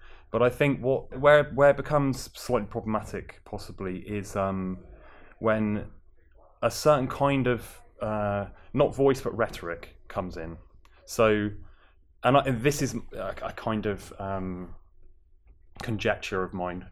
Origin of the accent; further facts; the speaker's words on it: Plymouth, South West England, United Kingdom; moved away as an adult; I'm from Plymouth originally